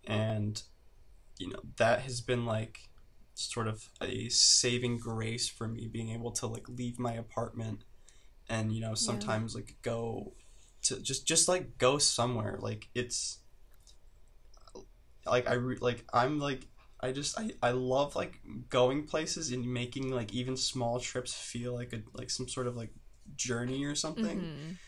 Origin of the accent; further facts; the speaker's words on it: Midwest, United States; I think it's partly because I grew up in the Midwest, and there's like this, it's just like the Midwest mentality